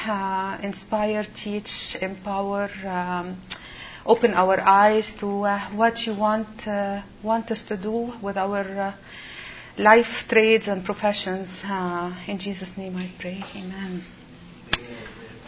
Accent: Egypt; moved away as an adult; now in Baltimore, United States; I was born and raised in Egypt. And right now I'm based in Baltimore

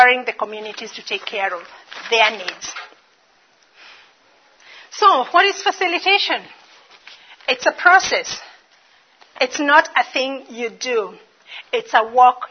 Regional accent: Kenya; moved away as an adult; also born or lived in Dallas, Texas; now in Bismarck, United States; I'm originally from Kenya. I've been in America for 10 years. Still not gotten the American accent

